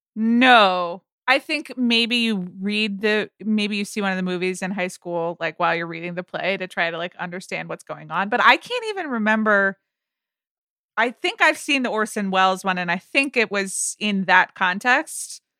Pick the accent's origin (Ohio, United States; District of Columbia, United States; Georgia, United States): Georgia, United States; Atlanta; moved away; I grew up in Atlanta